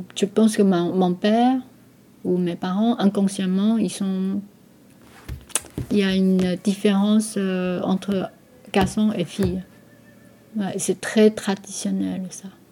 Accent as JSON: {"language": "French", "country": "Taiwan", "tie": "born or raised there", "also_born_or_lived": "France", "first_language": "Taiwanese Hokkien", "second_language": "French", "moved": "as an adult", "lives_now": "Poitiers, France"}